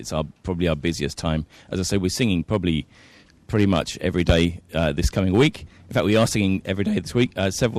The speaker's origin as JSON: {"language": "English", "region": "England", "country": "United Kingdom", "also_born_or_lived": "Bristol", "moved": "as an adult", "lives_now": "Sydney, Australia", "said": "I'm from England. I came over to Sydney to do this job at St Andrews 12 years ago."}